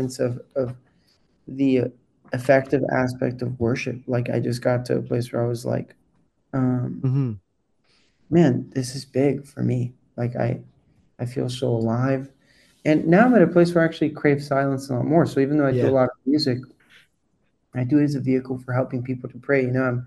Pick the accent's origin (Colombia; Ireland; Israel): Colombia; born and raised in Colombia